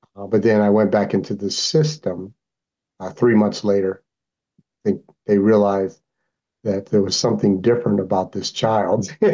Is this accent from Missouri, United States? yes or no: no; Anchorage, Alaska, United States; also born or lived in New York; I came up here when I was 12 years old up to Alaska.